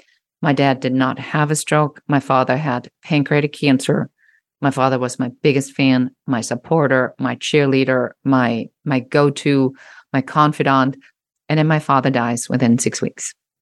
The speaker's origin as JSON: {"language": "English", "country": "Germany", "second_language": "English", "moved": "yes", "said": "I'm originally a trained photographer and I came from Germany"}